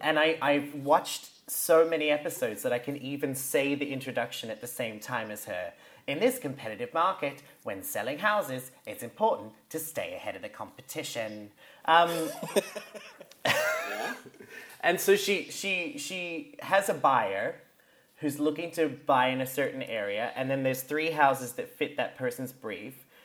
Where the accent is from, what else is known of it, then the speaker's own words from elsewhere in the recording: Australia; proud of being Australian